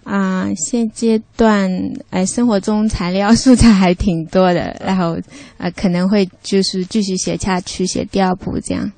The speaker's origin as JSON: {"language": "Chinese", "town": "Jiaxing", "region": "Zhejiang", "country": "China", "tie": "born or raised there", "said": "我故乡是嘉兴的啊"}